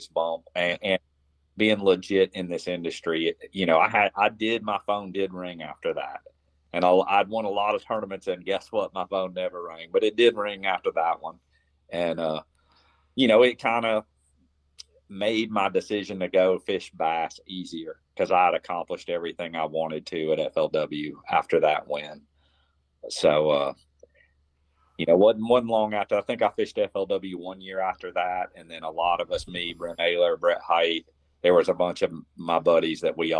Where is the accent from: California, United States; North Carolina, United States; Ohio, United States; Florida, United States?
Florida, United States; here in my home state of Florida